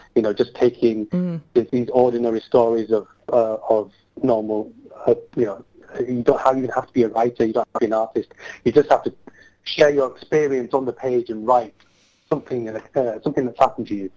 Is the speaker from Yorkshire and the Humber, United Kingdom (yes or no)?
yes; Bradford, Yorkshire and the Humber, United Kingdom; I want to bring it to my hometown